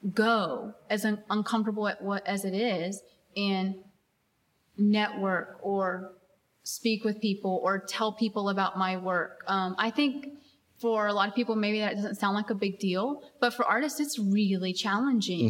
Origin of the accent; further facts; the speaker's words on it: Abilene, Texas, United States; I grew up in West Texas in a very small town